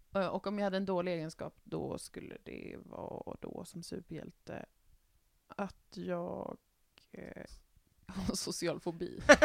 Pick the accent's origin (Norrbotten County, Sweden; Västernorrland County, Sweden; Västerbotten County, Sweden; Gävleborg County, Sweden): Västerbotten County, Sweden; jag är ju från Västerbotten